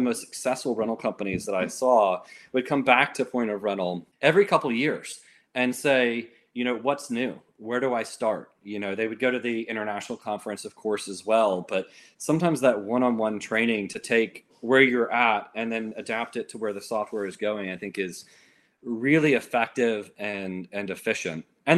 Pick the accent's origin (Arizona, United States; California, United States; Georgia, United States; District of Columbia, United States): Georgia, United States; also born or lived in Florida; I would say I'm mostly from Georgia. People don't always agree with me because I don't sound like I'm from Georgia. I was born in Florida, first 9 years in Florida, and so that's where I developed a lot of my accent from.